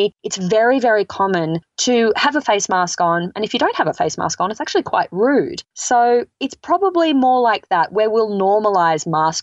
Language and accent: English; Australia; moved away as an adult; now in United States